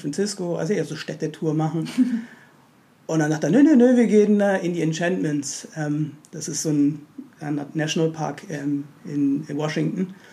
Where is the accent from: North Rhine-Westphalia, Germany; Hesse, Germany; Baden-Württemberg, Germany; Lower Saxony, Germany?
Baden-Württemberg, Germany; Stuttgart; moved away as an adult; also born or lived in Berlin; bin gebürtiger Berliner, aber war lange, lange, lange Zeit in ah, Stuttgart